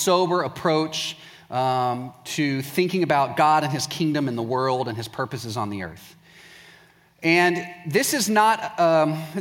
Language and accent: English; Waco, Texas, United States; I'm from Waco, Texas